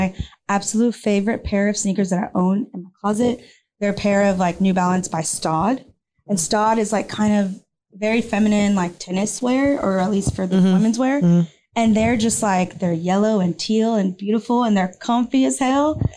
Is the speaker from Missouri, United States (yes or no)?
no; Houston, Texas, United States; moved away as an adult; also born or lived in New York; I moved down to Houston because I'm from Houston and I was like, I need to be with my people